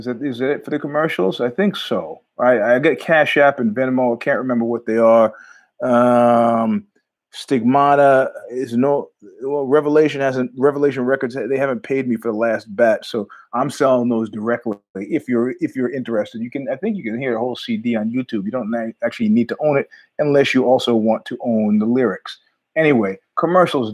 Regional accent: New York, United States; I'm from New York

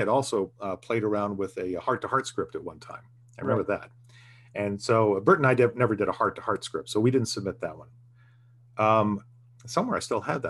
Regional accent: Florida, United States; moved away as an adult; I'm from Florida

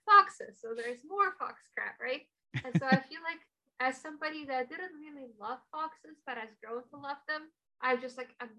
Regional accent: Russia; now in United States; So I'm from Russia, right? Like, this country is becoming exactly what we fled from.

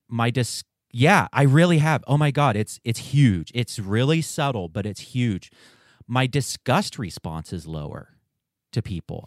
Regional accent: Western North Carolina, United States; growing up in Western North Carolina

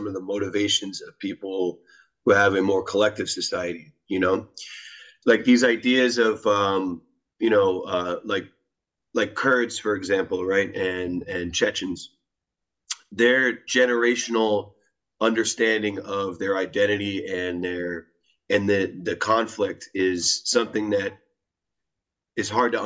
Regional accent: United States; I'm American, so I grew up in what I would consider to be an individualistic society

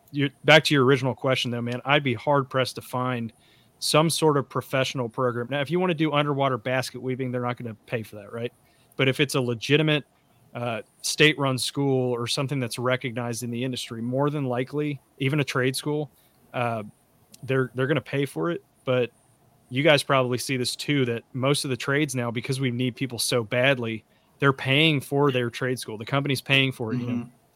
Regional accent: Kentucky, United States; now in Texas, United States; I'm from Kentucky originally

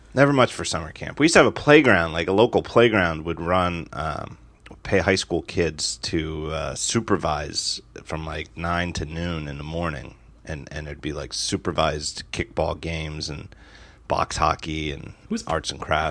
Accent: United States; as an American

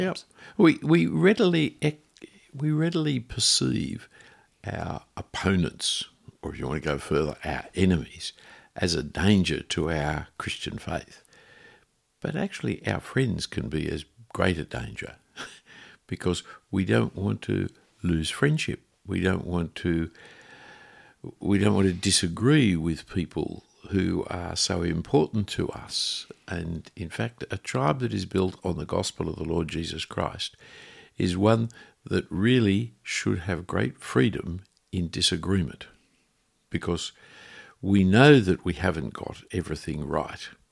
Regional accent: Australia; I am an Australian

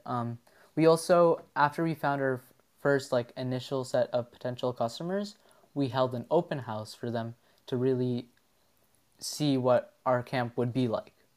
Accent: Ottawa, Ontario, Canada; from Ottawa, Ontario

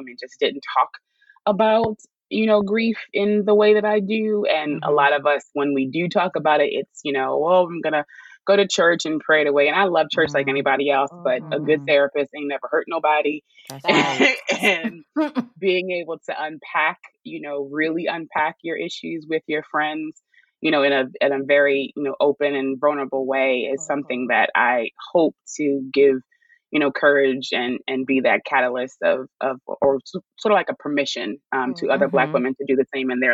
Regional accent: Chestertown, Maryland, United States; moved away as an adult; now in Baltimore, United States; I'm from a small town in Maryland called Chestertown, but I claim Baltimore because nobody knows where Chestertown is

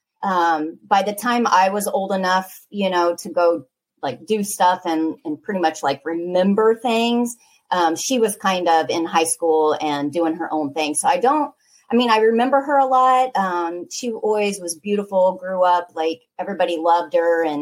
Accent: Raytown, Missouri, United States; now in Arizona, United States; We grew up in Raytown.

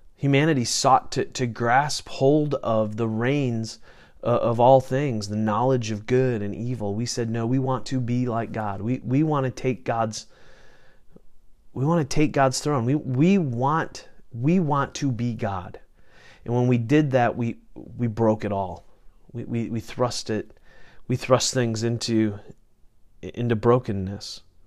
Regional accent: United States; I'm going to speak as an American because that's that's where that's where I live

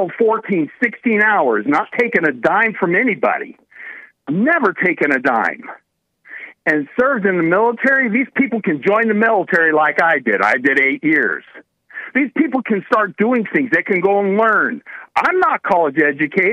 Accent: Idaho, United States; I'm from Idaho. I'm here in California on business

